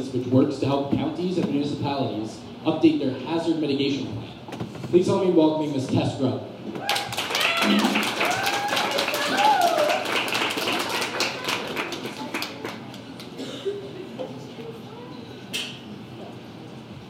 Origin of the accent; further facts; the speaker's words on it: Long Island, New York, United States; I'm from Long Island